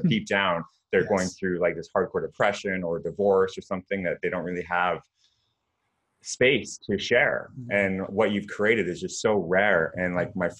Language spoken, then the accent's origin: English; Canada; I'm Canadian